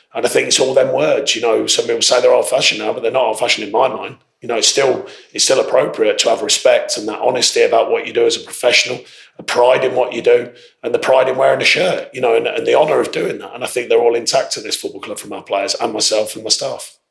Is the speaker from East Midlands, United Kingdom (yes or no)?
yes; Northampton, East Midlands, United Kingdom; Northampton, which meant a lot because it was my hometown at that time